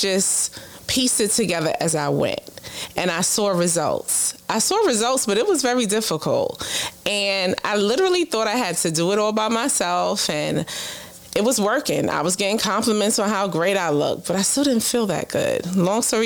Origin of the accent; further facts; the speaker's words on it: New York City, New York, United States; born and raised in Brooklyn.